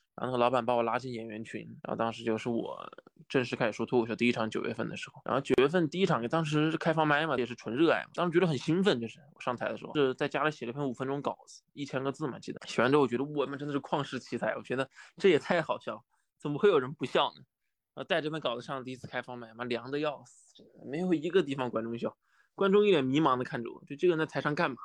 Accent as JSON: {"language": "Chinese", "town": "Wuhan", "region": "Hubei", "country": "China", "also_born_or_lived": "Nanjing", "moved": "yes", "said": "寒假之后回到武汉，因为我是武汉人嘛，又回武汉"}